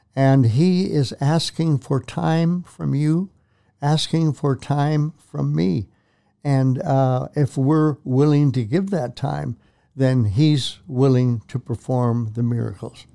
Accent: Prince Albert, Saskatchewan, Canada; moved away as an adult; also born or lived in Edmonton; a childhood friend, that I grew up with in Prince Albert, Saskatchewan.

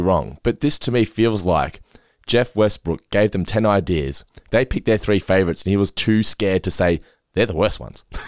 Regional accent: Geelong, Victoria, Australia; we're from Geelong

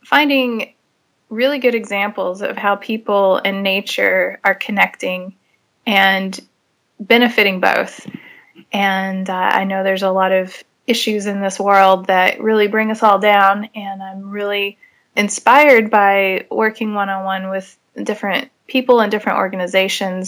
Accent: Amarillo, Texas, United States; moved away as an adult; I grew up in Amarillo, which is the High Plains area

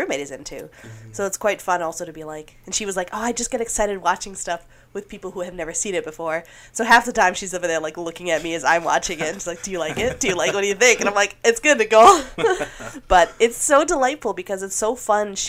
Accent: Lindstrom, Minnesota, United States; also born or lived in Twin Cities, Minnesota; Lindstrom, Minnesota

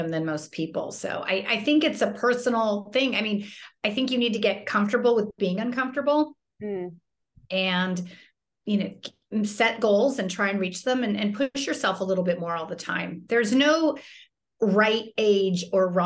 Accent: Fairfax, California, United States; I grew up in Fairfax, which is like kind of a very low-key town.

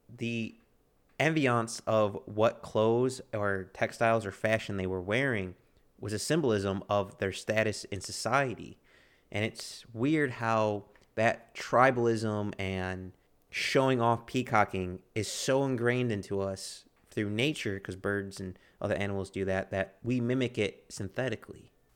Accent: United States; I'm an American

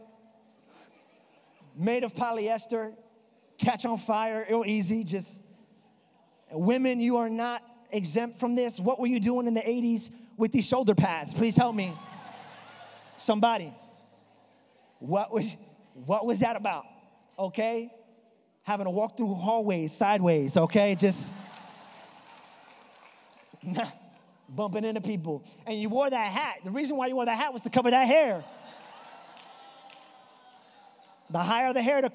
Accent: New York, United States; accent: New York; It's my New York accent

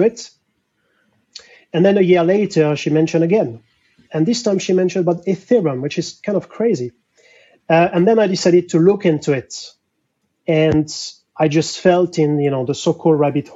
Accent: France; accent: French; English is a second language; moved away as an adult; now in London, United Kingdom; So I'm French, difficult to hide my accent

